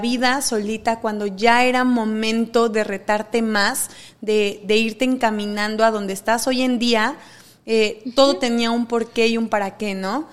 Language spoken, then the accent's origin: Spanish; Mexico; siendo mexicana